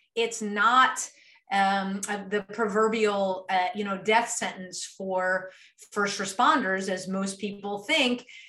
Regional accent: Maryland, United States; moved away as an adult; now in Texas, United States; I moved from from the East Coast. I grew up uh, in Maryland

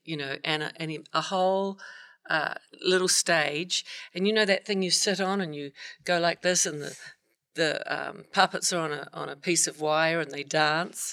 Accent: New Zealand; also born or lived in Alabama; now in Los Angeles, United States; I'm from, go past the South Pacific, down to the South of the South of the South Island

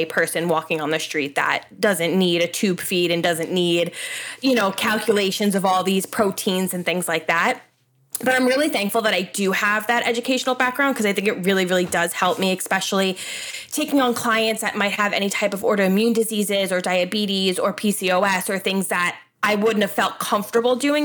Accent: Long Island, New York, United States; I am 31 from Long Island, New York. I was born and raised here, live literally in the same town I went to high school in.

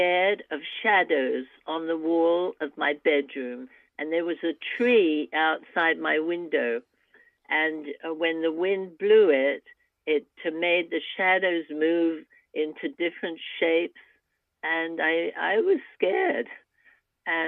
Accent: England, United Kingdom; now in United States; I'm an immigrant from England

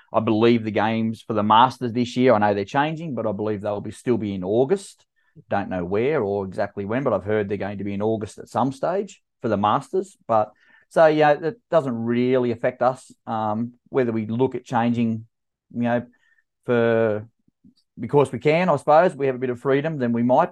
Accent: Canberra, Australian Capital Territory, Australia; my hometown in Canberra

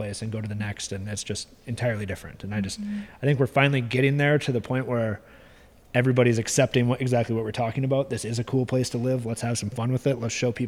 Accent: Brainerd lakes area, Minnesota, United States; growing up here

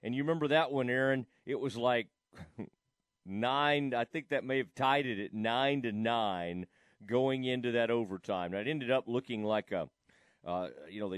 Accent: Kaufman, Texas, United States; my hometown, Kaufman

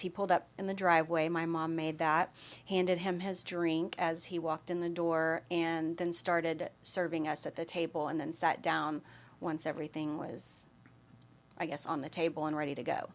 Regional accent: Austin, Texas, United States; also born or lived in Dallas, Texas / Allen, Texas; Even though I'm from Austin, I had lived in Dallas or Allen, Texas

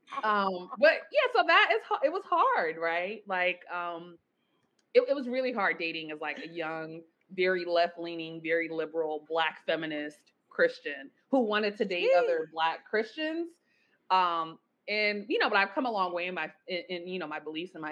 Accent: Nigeria; I was raised, I'm Nigerian, raised like extremely religious

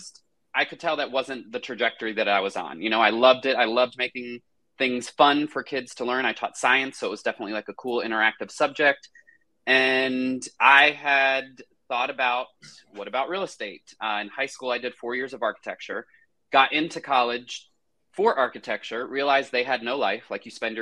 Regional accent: Cary, North Carolina, United States; also born or lived in Charlotte, North Carolina; I have lived in Cary, North Carolina almost my entire life, which is where I grew up

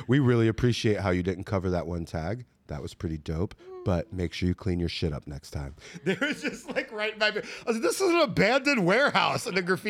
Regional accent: South Florida, United States; I'm from South Florida

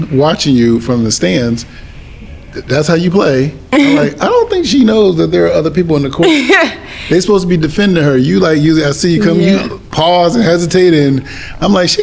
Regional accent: Springfield, Massachusetts, United States; it's my hometown, Springfield

